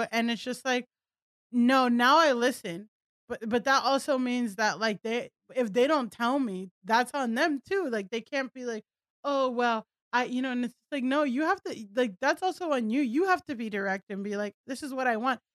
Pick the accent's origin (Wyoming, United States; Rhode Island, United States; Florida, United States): Florida, United States; Miami; moved away as an adult; also born or lived in Southern California; I grew up in South Florida, like, Miami, where everyone looked like me